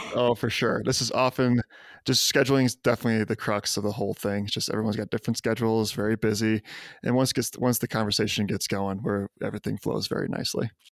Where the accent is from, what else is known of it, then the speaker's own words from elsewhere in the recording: Libertyville, Illinois, United States; moved away; I'm from Libertyville